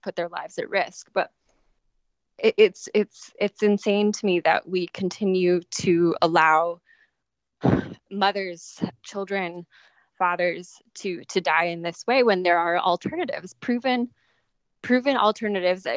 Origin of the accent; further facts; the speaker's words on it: San Diego, California, United States; where I was growing up in San Diego